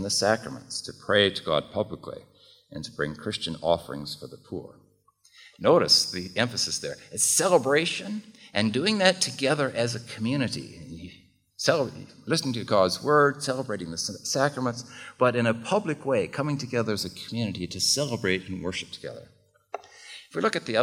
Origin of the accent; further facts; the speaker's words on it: United States; accent: American; now in Czech Republic; I'm an American